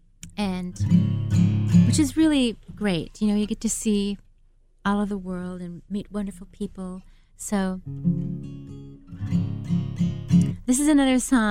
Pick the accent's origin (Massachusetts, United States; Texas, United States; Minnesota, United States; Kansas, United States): Minnesota, United States; now in Nashville, United States; my home state of Minnesota